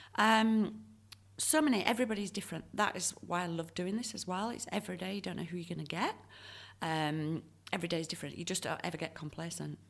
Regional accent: Leeds, Yorkshire and the Humber, United Kingdom; now in Perth, Australia; when I grew up in Leeds

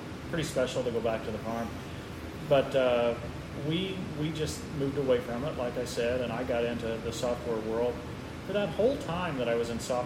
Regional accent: southern Illinois, United States; moved away as an adult; also born or lived in North Carolina / Chicago; I grew up in Illinois, in the southern part of the state

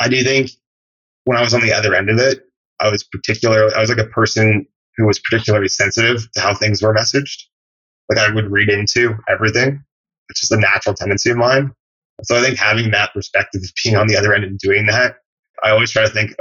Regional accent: Canada; moved away as an adult; now in United States; I'm from Canada originally. And when I moved to the US after college to work

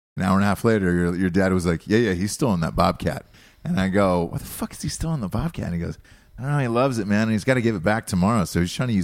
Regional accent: Georgia, United States; the kind that I grew up around in Georgia

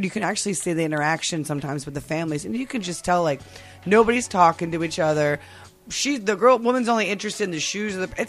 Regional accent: outside of Philadelphia, Pennsylvania, United States; I originally grew up outside of Philly, and then we've kind of lived around the city.

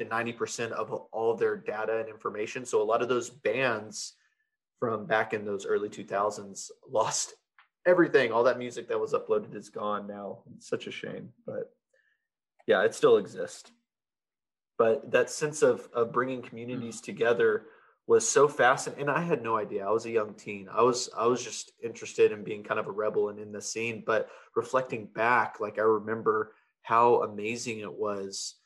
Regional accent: Fort Worth, Texas, United States; I grew up in the Fort Worth area

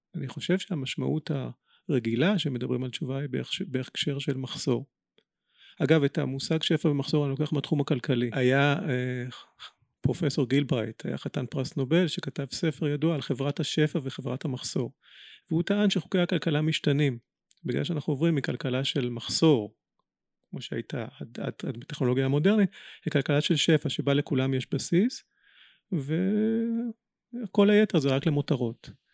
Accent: Israel; בינינו כישראלים ובינינו יהודים

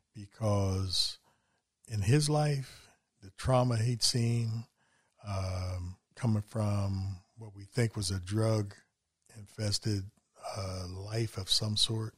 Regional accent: West Virginia, United States; also born or lived in Philadelphia area; now in Philadelphia, United States; I'm from West Virginia

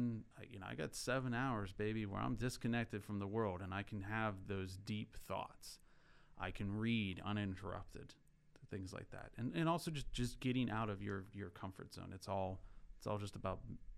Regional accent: rural Pennsylvania, United States; I grew up in Pennsylvania, rural Pennsylvania, and an older house

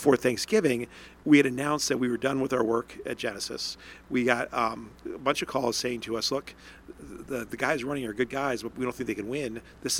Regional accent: Johnstown, New York, United States; I consider myself an upstater because that's, where I'm born, raised, all of my upbringing, all my formation was in Johnstown.

